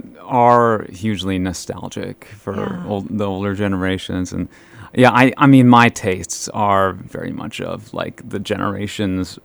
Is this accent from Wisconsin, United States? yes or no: no; Fosston, Minnesota, United States; now in Bemidji, United States; I grew up in Fauston, Minnesota